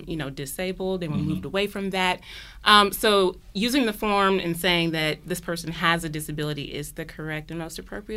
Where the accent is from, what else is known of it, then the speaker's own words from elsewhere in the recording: Michigan, United States; moved away as an adult; also born or lived in Chicago; now in Georgia, United States; I'm originally from Michigan